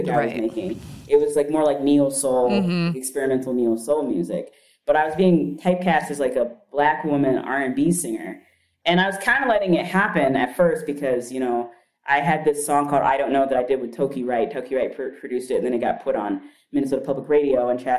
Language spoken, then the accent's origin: English; Kenya; moved away; also born or lived in Chicago; my blackness and my, you know, me being Kenyan